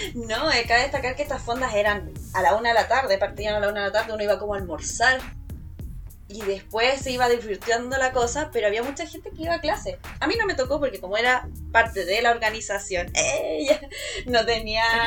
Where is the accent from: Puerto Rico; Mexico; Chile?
Chile; Punta Arenas, Magallanes and Chilean Antarctica; moved away; yo si bien soy de Punta Arena